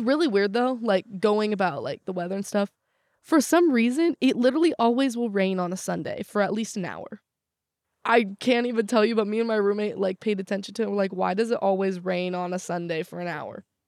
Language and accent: English; Southern California, United States; moved away as an adult; also born or lived in Morgantown; I'm from Southern California.